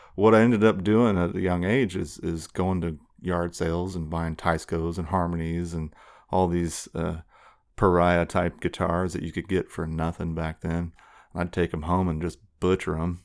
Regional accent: Tulsa, Oklahoma, United States; moved away as an adult; I grew up in West Tulsa, off of Charles Page and forty-eighth. Um, so I'm, uh, definitely a Tulsa native

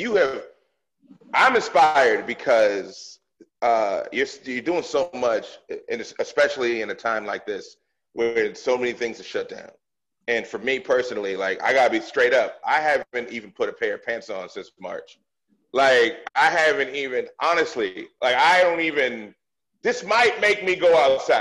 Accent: Boston, Massachusetts, United States; When I was a kid, like, I'm from Dorchester.

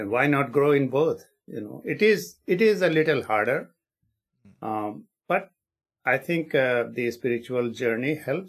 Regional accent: England, United Kingdom; now in Maine, United States; I was at Mass General in Harvard, you know, in Boston, when I came from England and then came to Maine

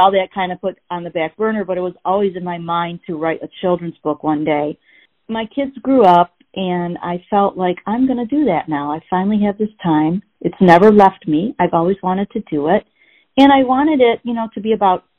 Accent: Grosse Pointe, Michigan, United States; I was born in Grosse Pointe, Michigan. I don't know if you're familiar with that area. It's a suburb outside of Detroit. And I was brought up, you know, in a pretty basic, you know, mom, dad, brother, and me

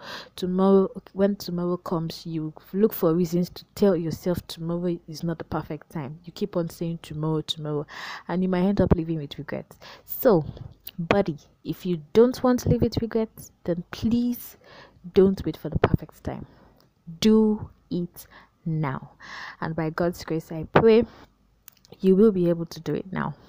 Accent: Nigeria; I'm a Nigerian, and I'd love to emphasize that in Pidgin.

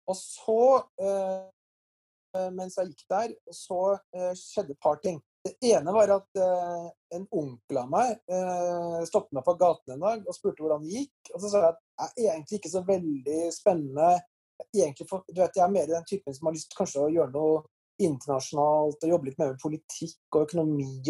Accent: Trondheim, Trøndelag, Norway; men for meg så var det jo slik at jeg vokste opp i Trondheim rett siden av NTH, NTNU.

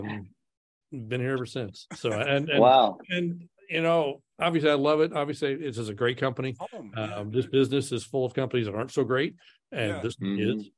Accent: Batesville, Indiana, United States; moved away as an adult; now in Rio Grande Valley, United States; I had a job offer in my hometown to do radio in my hometown. Of Batesville, the big metropolis of Batesville

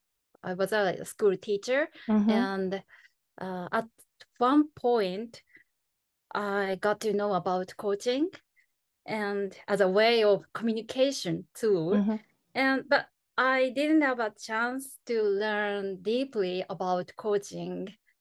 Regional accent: Sendai, Miyagi, Japan; English is a second language; I'm originally from Miyagi Prefecture, Sendai City.

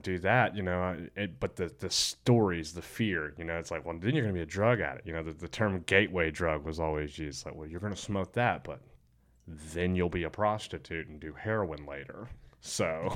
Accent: Alabama, United States; I'm from Alabama

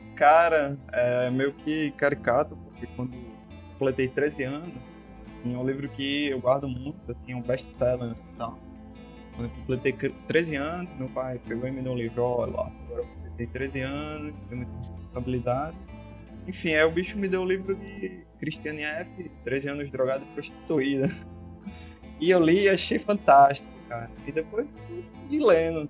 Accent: Natal, Rio Grande do Norte, Brazil; also born or lived in Parnamirim; now in Nísia Floresta, Brazil; sou nascido em Natal, residi um longo tempo em Parnamirim e agora moro nas terras de Nízia Floresta

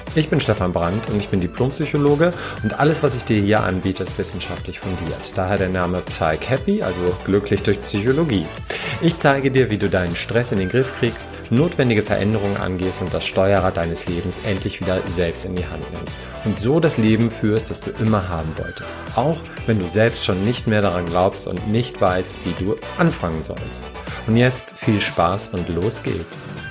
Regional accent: Hamburg, Germany; als Hamburger

